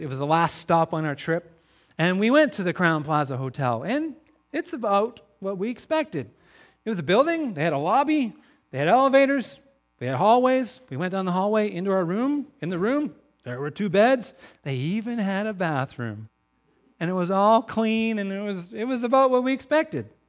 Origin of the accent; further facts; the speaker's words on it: Crofton, British Columbia, Canada; I'm from Crofton, B C, just down the road from you